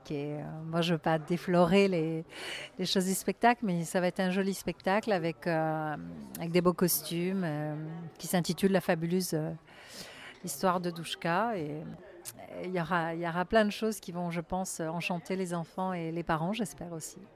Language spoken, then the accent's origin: French; Le Mesnil-le-Roi, Île-de-France, France; Alors, ah, j'ai vécu en région parisienne toute ma vie. Euh, j'ai grandi euh, près de Saint-Germain-en-Laye, vers Ménil-le-Roi.